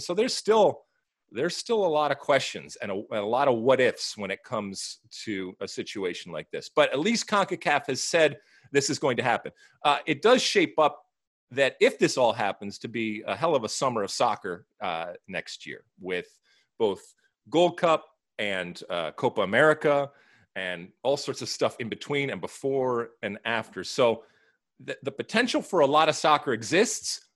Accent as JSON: {"language": "English", "town": "Los Angeles", "region": "California", "country": "United States", "tie": "born or raised there", "said": "here in my hometown"}